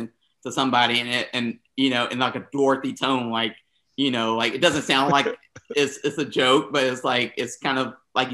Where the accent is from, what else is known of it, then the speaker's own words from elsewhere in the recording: the South, United States; I was from the South